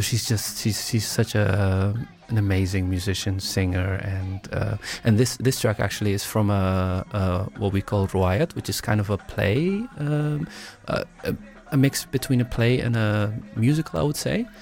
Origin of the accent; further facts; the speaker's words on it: Breda, North Brabant, Netherlands; also born or lived in Somalia; grew up in the Netherlands, mainly came here as a refugee, as a kid, and, yeah, grew up in the south of the Netherlands, Breda